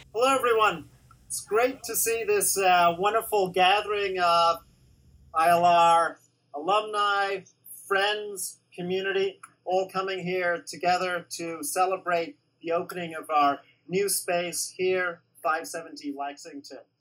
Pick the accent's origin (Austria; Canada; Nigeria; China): Canada; moved away; also born or lived in England; I was born in England and grew up in Canada